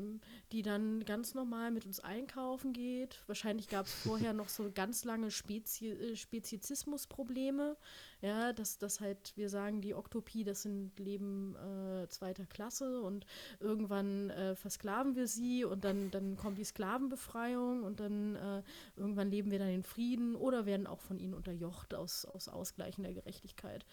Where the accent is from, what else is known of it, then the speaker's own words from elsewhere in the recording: Germany; also born or lived in United States; ich bin aus Deutschland, ich arbeite